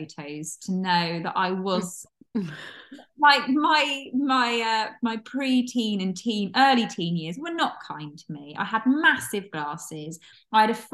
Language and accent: English; Launceston, South West England, United Kingdom; I was living in my hometown of Launceston in Cornwall at 14